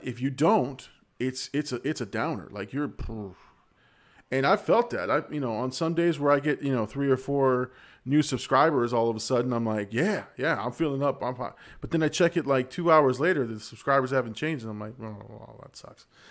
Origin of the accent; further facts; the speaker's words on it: Florida, United States; I'm from Florida